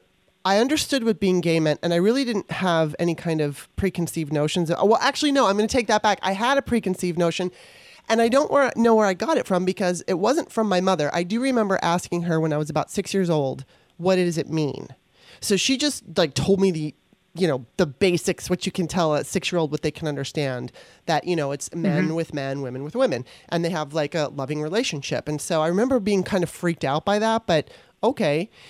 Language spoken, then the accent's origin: English; Los Angeles, California, United States; growing up in Los Angeles